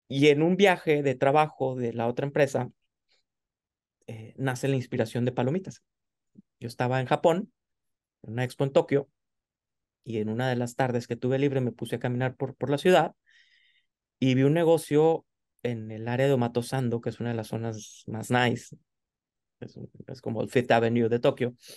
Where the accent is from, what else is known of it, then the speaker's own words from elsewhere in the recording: Torreón, Coahuila, Mexico; also born or lived in Monterrey; yo soy de Torreón, todos los días iba yo en las tardes a hacer mi tarea en la quesería